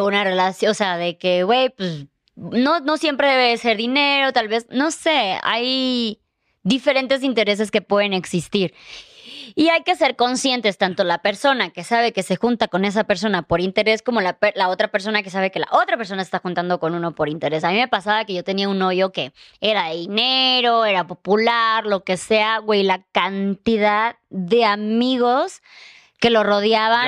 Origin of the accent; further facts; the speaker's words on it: Chiapas, Mexico; now in Mexico City, Mexico; venimos los dos de Chiapas